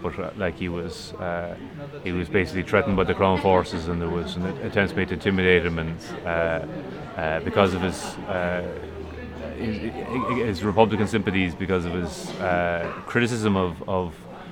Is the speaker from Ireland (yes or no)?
yes; Galway, Connacht, Ireland; I'm from Galway